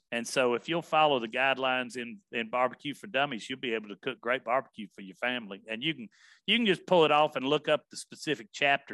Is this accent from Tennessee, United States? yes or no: yes; Nashville, Tennessee, United States; also born or lived in Memphis; My family was from Covington and from Memphis. I grew up in Nashville